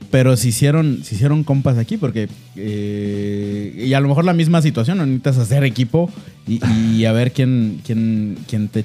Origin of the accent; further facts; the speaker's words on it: Guadalajara, Jalisco, Mexico; yo, yo soy, yo soy tapatío de nacimiento.